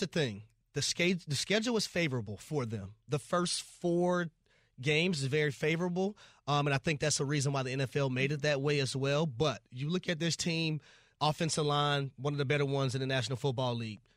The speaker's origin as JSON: {"language": "English", "town": "Atlanta", "region": "Georgia", "country": "United States", "said": "I'm from Atlanta"}